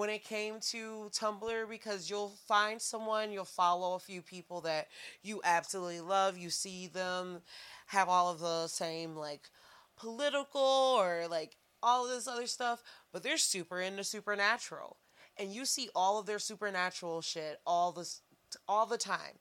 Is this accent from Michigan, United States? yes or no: yes; Saginaw, Michigan, United States; also born or lived in Oakland University, Michigan; I was in Saginaw.